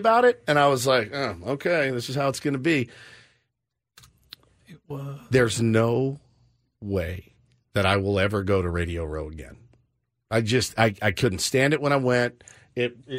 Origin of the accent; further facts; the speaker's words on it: Texas, United States; now in San Diego, United States; I'm from Texas